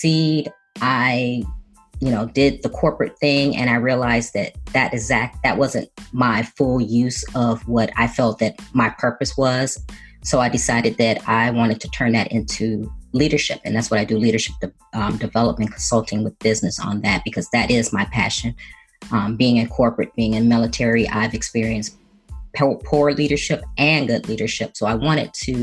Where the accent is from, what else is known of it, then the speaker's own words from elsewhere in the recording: Chicago, Illinois, United States; moved away as an adult; I was born and raised in Chicago, the youngest of four children